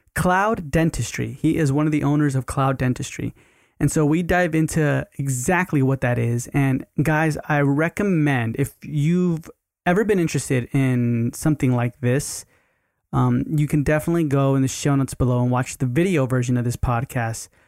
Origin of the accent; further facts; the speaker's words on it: Sugar Land, Texas, United States; also born or lived in Rosenberg, Texas; I was born in Rosenberg, so, but, like, Sugarland's where we grew up